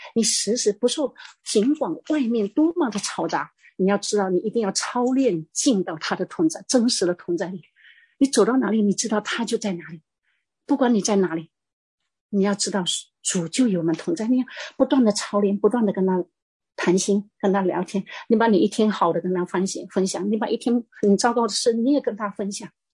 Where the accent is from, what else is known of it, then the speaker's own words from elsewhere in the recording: Fujian, China; 我是，我是福建的